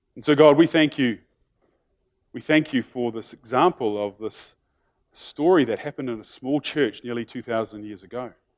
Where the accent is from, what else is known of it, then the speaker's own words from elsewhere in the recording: New Zealand; being in New Zealander, isn't it, is that we sort of have this expectation because we're a small country